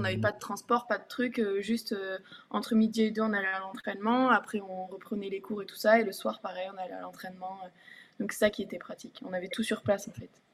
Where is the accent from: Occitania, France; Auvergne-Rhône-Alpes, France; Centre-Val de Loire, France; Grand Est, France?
Occitania, France; Tarbes; moved away; also born or lived in Bourges; Mon premier club, c'était le TGB parce que donc, je venais de Tarbes